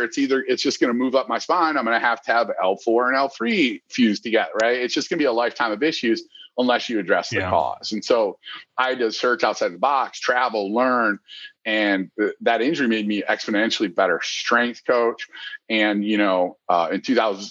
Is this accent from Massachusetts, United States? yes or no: no; Michigan, United States; now in Columbus, United States; I grew up in Michigan